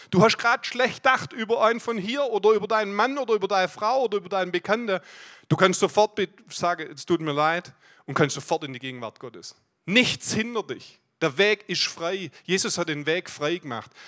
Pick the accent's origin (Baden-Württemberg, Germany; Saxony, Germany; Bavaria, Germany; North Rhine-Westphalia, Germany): Baden-Württemberg, Germany; Aalen; Ich komme aus Aalen, bin dort im Leitungsteam